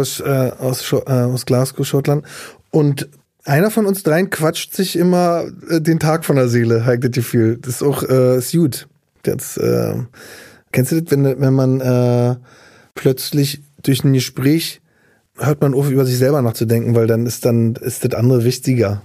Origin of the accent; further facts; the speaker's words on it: Berlin, Germany; also born or lived in Güstrow; Berlin Mitte, äh, die Tiekstraße, da bin ich aufgewachsen, Ostberlin